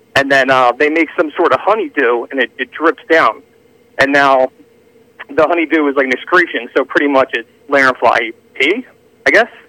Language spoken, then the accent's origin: English; Philadelphia, Pennsylvania, United States; now in Audubon, United States; I grew up in Philly. I live in KOP area